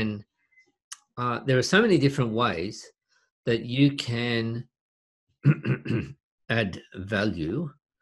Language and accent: English; Australia; in Australia, we don't pronounce the T often.